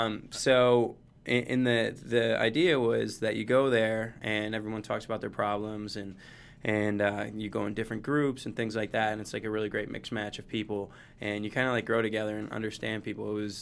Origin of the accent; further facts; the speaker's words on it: Detroit, Michigan, United States; now in Los Angeles, United States; I'm from Michigan, from Metro Detroit, yes.